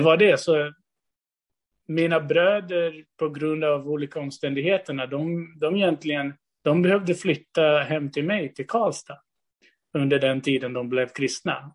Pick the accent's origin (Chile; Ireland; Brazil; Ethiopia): Brazil; now in Sweden; jag är född och uppvuxen i Brasilien innan jag flyttade till Sverige